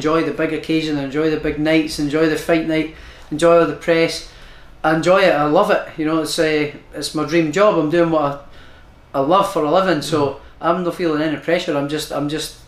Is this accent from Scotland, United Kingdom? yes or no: yes; Prestonpans, Scotland, United Kingdom; I'm from Preston Pans.